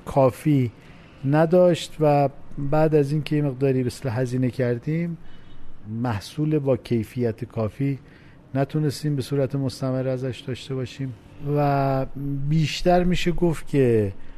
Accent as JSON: {"language": "Persian", "town": "Khorramabad", "region": "Lorestan", "country": "Iran", "tie": "born or raised there", "also_born_or_lived": "Tehran", "moved": "as an adult", "said": "تمام دوران تحصیلات ابتدایی راهنمایی و دبیرستان هم, هم در همون استان لرستان و در شهر خرم آباد بود"}